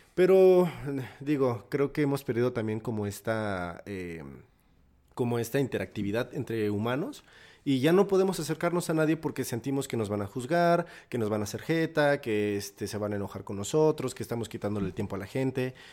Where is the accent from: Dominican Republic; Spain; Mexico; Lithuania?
Mexico; Pachuca, Hidalgo; moved away as an adult; now in Mexico City, Mexico; estudié la prepa en Pachuca